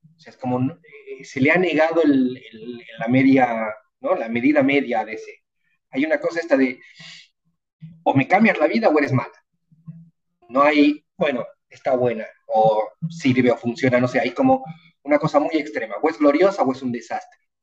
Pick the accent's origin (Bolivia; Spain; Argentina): Bolivia; soy boliviano